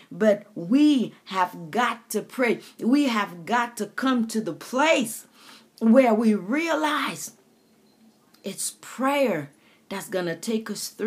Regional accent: U.S. Virgin Islands; growing up in the Caribbean, my country taste of thee, sweet land of liberty, we, we said our uh, Virgin Island anthem.

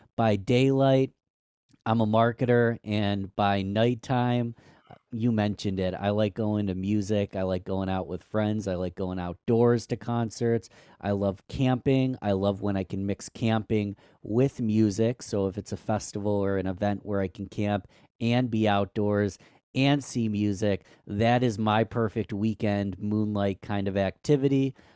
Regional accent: Rochester, New York, United States; my hometown, which is Rochester, New York, upstate New York.

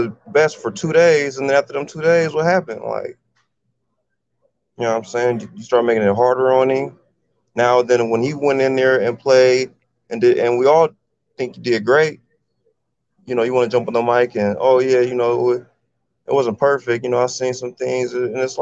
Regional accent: San Jose, California, United States; moved away; also born or lived in Stockton, California; I'm from San Jose

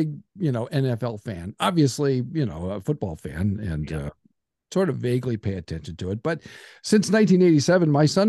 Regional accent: Nebraska, United States; moved away as an adult; also born or lived in Southern California / Kansas City; I'm from Nebraska.

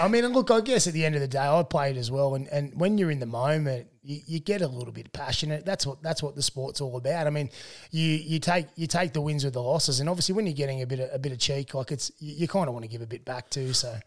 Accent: Tumut, New South Wales, Australia; I grew up in Tumut

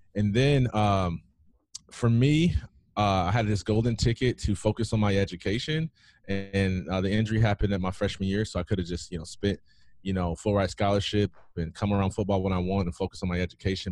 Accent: Jackson, Michigan, United States; nobody knows Jackson, Michigan. About an hour and a half west of Detroit. I grew up there in the streets.

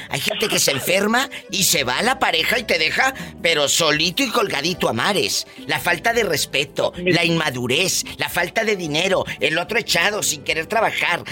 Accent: Matamoros, Tamaulipas, Mexico; Yo soy de Tamaulipas, de Matamoros, Tamaulipas

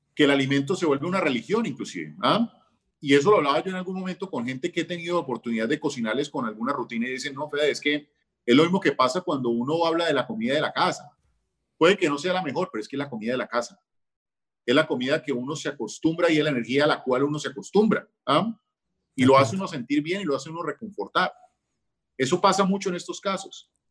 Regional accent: Colombia; somos colombianos

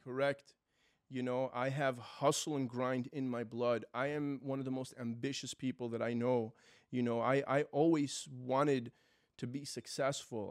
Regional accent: New York City, New York, United States; moved away as an adult; now in Florida, United States; My family's from Israel. I was born and raised in New York City

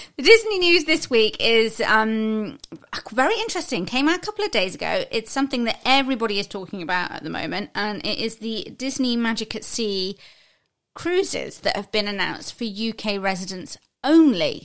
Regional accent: United Kingdom; as Brit

